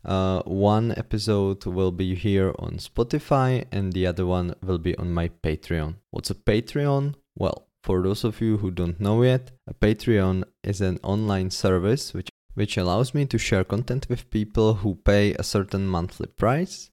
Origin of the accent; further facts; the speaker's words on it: Czechia; English is a second language; Most of my teaching was done in my hometown, not in Prague